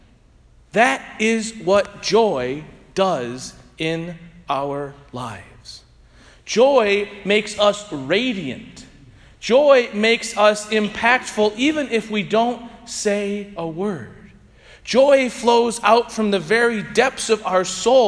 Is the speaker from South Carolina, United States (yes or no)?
no; St. Louis, Missouri, United States; I was from St. Louis